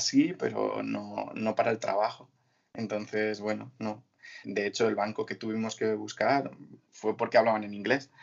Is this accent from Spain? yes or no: yes; Mora, Castilla-La Mancha, Spain; moved away as an adult; also born or lived in Côte d'Azur, France; soy de un pueblo de Toledo que se llama Mora